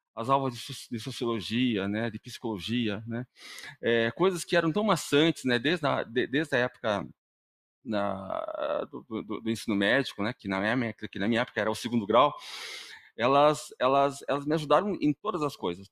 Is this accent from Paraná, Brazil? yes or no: yes; Paraná, Brazil; eu sou aqui do Paraná mesmo